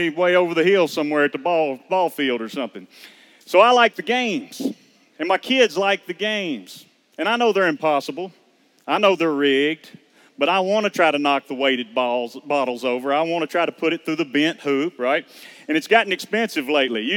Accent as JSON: {"language": "English", "town": "Georgetown", "region": "Kentucky", "country": "United States", "said": "we're from Georgetown, Kentucky. I'm a maintenance man there in the local school system"}